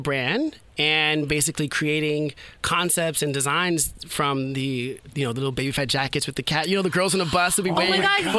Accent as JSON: {"language": "English", "town": "New York City", "region": "New York", "country": "United States", "said": "You know, I'm from the hood. Well, who are you repping? You know, from Soundview"}